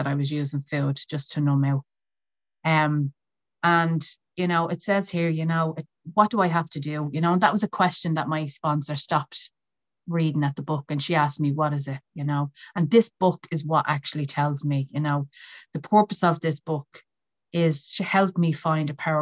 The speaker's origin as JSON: {"language": "English", "area": "County Meath", "region": "Leinster", "country": "Ireland", "said": "I'm from County Meath in Ireland"}